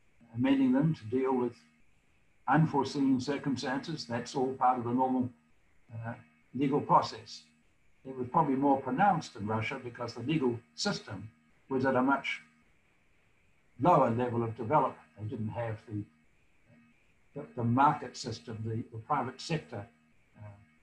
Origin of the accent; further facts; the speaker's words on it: New Zealand; moved away as an adult; now in United States; When I grew up in New Zealand